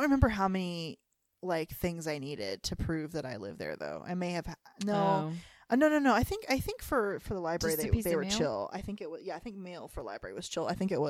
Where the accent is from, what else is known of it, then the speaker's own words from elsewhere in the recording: North Carolina, United States; we're both from the Carolinas. So he's from South Carolina, I'm from North Carolina.